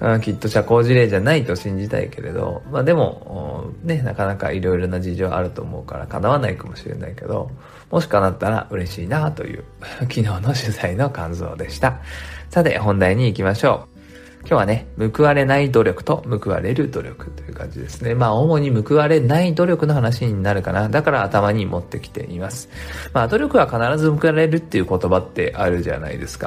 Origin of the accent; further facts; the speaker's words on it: Japan; 日本に生まれただけでラッキーだって思っていて